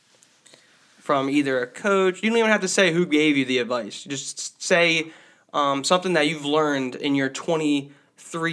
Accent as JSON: {"language": "English", "region": "New Jersey", "country": "United States", "tie": "born or raised there", "said": "we're from South Jersey, right outside Philadelphia. All my friends are Eagles fans"}